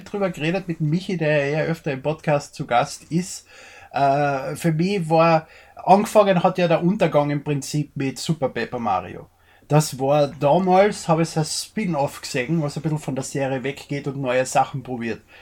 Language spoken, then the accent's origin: German; Austria; Ich bin Österreicher, wir sind wohl nicht politisch korrekt.